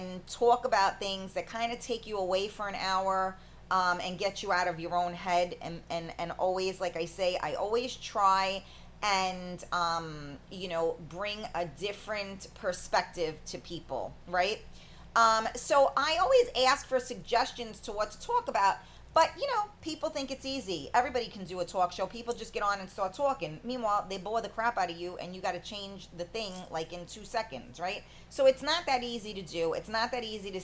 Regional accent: New York, United States; I'm a New Yorker, obviously.

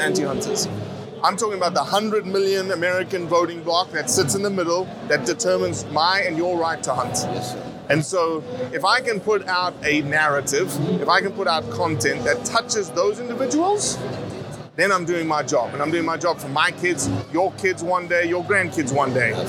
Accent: Johannesburg, Gauteng, South Africa; also born or lived in Mozambique; now in United States; where I was raised in South Africa and Mozambique. Uh, I lived in a town, Johannesburg

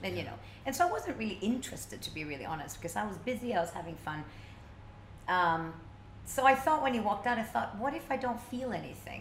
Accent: Stockholm, Stockholm County, Sweden; when I was a little kid growing up in Stockholm

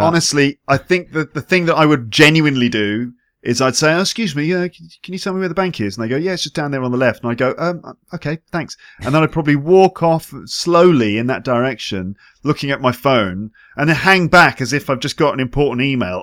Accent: England, United Kingdom; moved away as an adult; now in France; as an English person

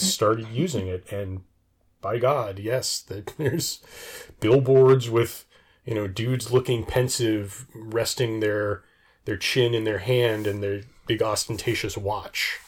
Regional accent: United States; I'm used to being an American

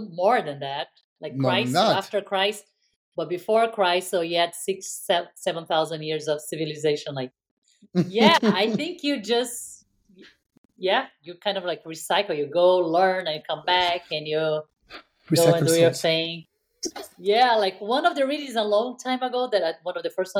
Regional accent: Brazil; moved away; my Brazilian friends or, you know, or like my friends from my roots, you know, my home country

